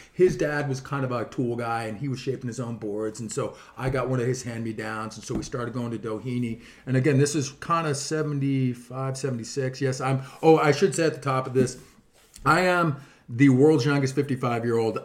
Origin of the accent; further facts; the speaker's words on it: Mission Viejo, California, United States; moved away as an adult; now in Dana Point, United States; I grew up actually living in Mission Viejo